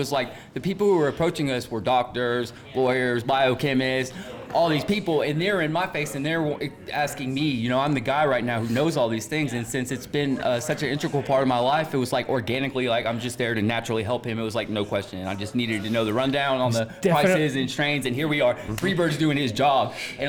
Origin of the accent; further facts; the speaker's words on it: Atlanta, Georgia, United States; now in Denver, United States; Atlanta. I came from Atlanta, and I spent a little time in Tennessee, but I didn't know where I wanted to be based out of when I left the South